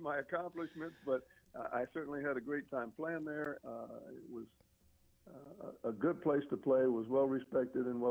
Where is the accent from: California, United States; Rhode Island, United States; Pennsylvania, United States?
Pennsylvania, United States; outside of Philadelphia; I grew up outside of Philly, about 40 miles